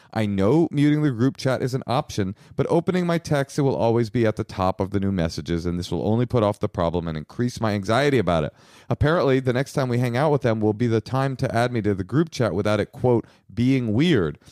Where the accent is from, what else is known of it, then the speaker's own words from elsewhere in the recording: Bay Area, California, United States; I was raised in the Bay Area